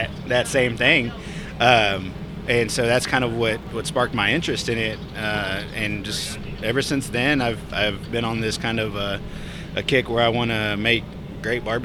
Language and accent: English; San Marcos, Texas, United States; now in Whitney, United States; I grew up in San Marcos